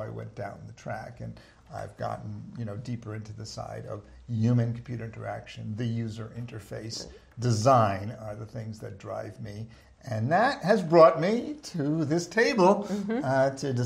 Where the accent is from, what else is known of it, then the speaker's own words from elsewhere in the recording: New York City, New York, United States; growing up in New York, in Manhattan